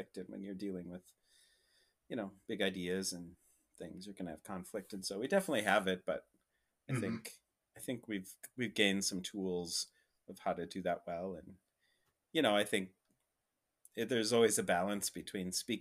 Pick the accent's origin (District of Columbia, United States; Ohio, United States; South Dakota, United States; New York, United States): South Dakota, United States; Rapid City; moved away as an adult; also born or lived in Minneapolis; now in San Francisco, United States; I come from Rapid City, South Dakota